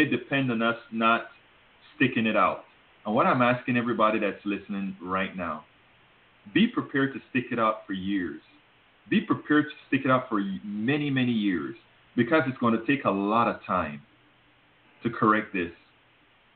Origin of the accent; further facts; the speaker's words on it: Panama; now in United States; I'm from Panama